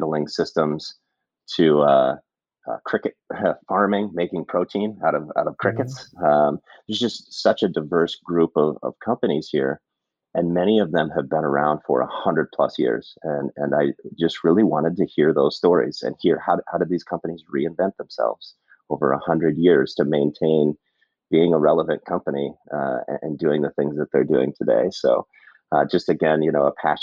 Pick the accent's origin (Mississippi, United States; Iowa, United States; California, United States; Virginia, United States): Iowa, United States; Cedar Rapids; I grew up in Cedar Rapids